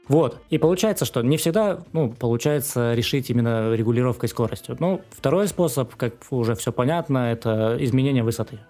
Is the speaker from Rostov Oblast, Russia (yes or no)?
yes; Rostov-on-Don, Rostov Oblast, Russia; Я сам из Ростова